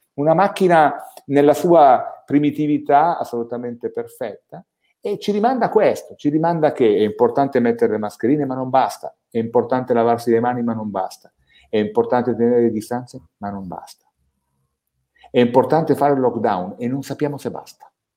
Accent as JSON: {"language": "Italian", "area": "Valsesia", "region": "Piedmont", "country": "Italy", "said": "io sono della Valsesia"}